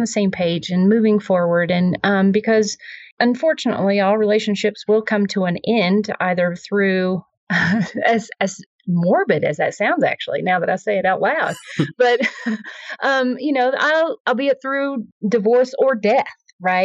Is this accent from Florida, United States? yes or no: no; Tennessee, United States; accent: Southern; moved away as an adult; also born or lived in San Francisco / Vermont / New Jersey/New York area; now in Colorado, United States; I'm originally from Tennessee. So, you know, my apologies for the Southern accent here